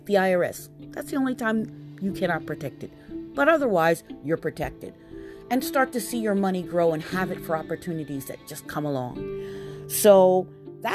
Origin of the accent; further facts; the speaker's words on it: New York City, New York, United States; I'm born and raised in Queens, New York